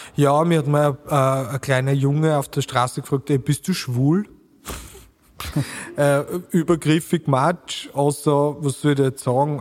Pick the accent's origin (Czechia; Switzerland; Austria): Austria; Burgenland; accent: Burgenland dialect; now in Vienna, Austria; mit meinem burgenländischen Dialekt